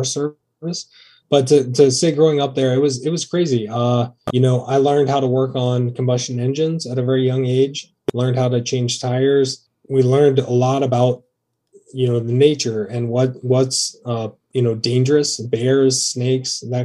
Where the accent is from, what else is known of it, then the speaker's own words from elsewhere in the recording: Athens, Ohio, United States; moved away as an adult; also born or lived in Lewis County, Kentucky; now in Columbus, United States; I was actually raised in Athens, Ohio, and I'm from Northern Kentucky, Lewis County, Kentucky